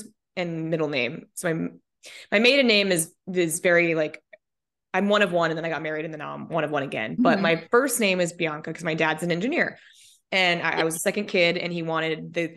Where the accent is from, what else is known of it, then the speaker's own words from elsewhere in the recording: Colorado, United States; moved away as an adult; also born or lived in Minnesota; now in Oahu, United States; I was born in Minnesota, lived in Colorado until I was, you know, moved in Colorado when I was 10 and then lived in Colorado until I was 29